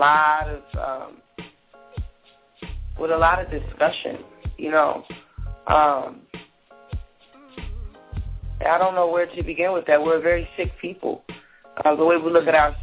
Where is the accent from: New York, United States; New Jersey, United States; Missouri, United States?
New Jersey, United States; I'm not from Newark, but I'm originally from Jersey